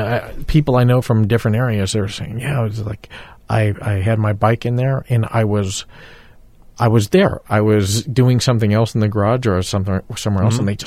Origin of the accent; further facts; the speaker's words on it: Texas, United States; I grew up in Texas